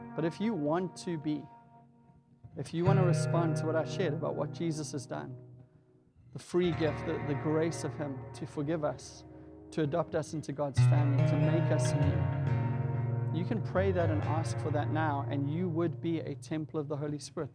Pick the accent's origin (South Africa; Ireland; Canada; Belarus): South Africa; moved away; growing up in South Africa, I had three or four T V channels